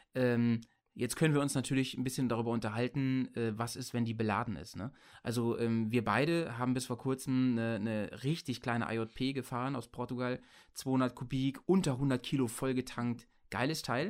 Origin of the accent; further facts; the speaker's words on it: Bremen, Germany; bei uns in Bremen